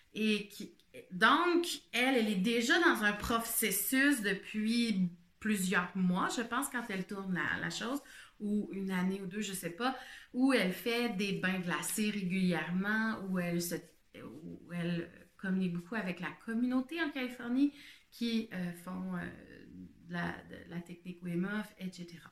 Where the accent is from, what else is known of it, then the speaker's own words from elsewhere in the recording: Quebec, Canada; je suis une Québécoise